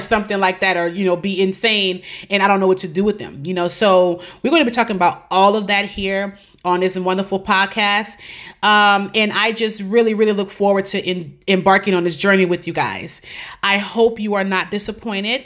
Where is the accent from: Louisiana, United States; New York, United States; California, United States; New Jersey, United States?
Louisiana, United States; New Orleans; moved away as an adult; also born or lived in Lafayette, Louisiana; now in Tampa, United States; I am originally from New Orleans, Louisiana.